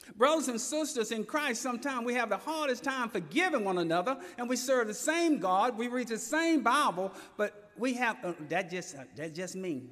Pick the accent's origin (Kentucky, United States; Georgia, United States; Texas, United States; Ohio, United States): Georgia, United States; Elberton; born or raised there